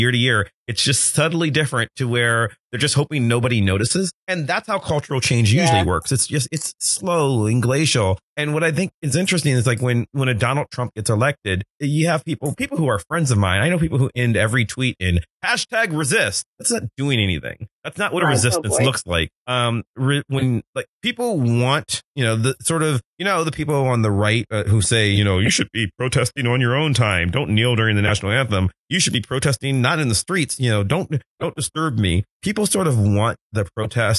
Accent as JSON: {"language": "English", "town": "Cleveland", "region": "Ohio", "country": "United States", "said": "I'm from Cleveland"}